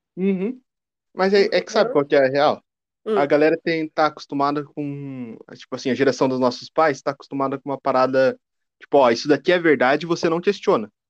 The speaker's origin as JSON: {"language": "Portuguese", "town": "Curitiba", "region": "Paraná", "country": "Brazil", "said": "Eu sou de Curitiba"}